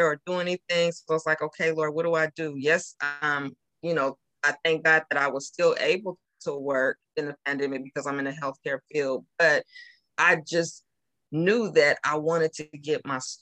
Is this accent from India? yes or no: no; California, United States; moved away as an adult; now in Georgia, United States; I'm from California, as we talked about, and I recently moved to Georgia